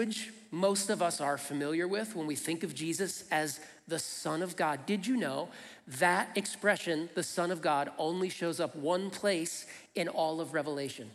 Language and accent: English; Flint, Michigan, United States; I grew up in Flint, Michigan.